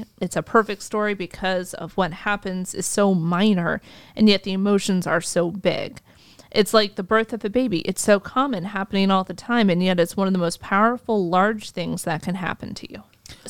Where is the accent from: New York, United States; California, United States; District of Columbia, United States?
District of Columbia, United States; Washington; I'm from Washington, D.C.